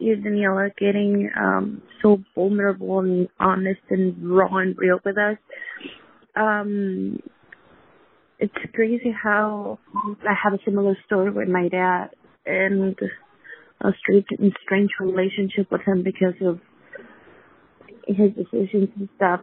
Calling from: San Diego, California, United States; I'm calling from San Diego

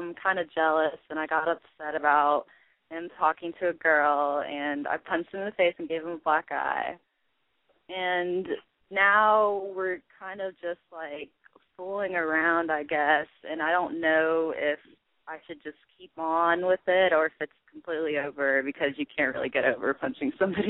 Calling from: Charlotte, North Carolina, United States; It's Charlotte, North Carolina.

